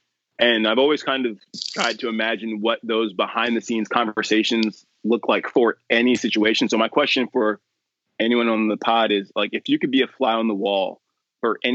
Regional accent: Huntington, New York, United States; moved away as an adult; now in Bloomfield, New Jersey, United States; My grandma lived in Huntington. I grew up in Huntington

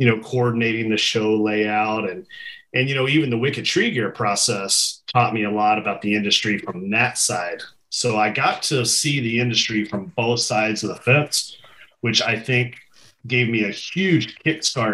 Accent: Central Kentucky, United States; moved away; where I grew up in Central Kentucky

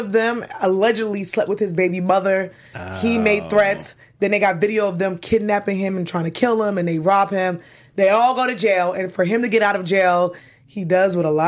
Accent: New York City, New York, United States; I am from Brooklyn and I'm a Brooklynite

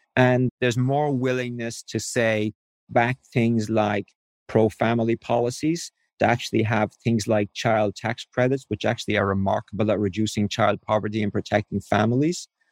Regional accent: Ireland; moved away as an adult; I grew up in Ireland as a cradle Catholic

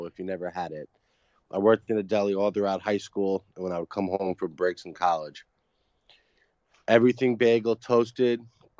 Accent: Rockville Centre, New York, United States; I'm from Nassau. I grew up in Rock Center, Southside High School, County Champs, 2004.

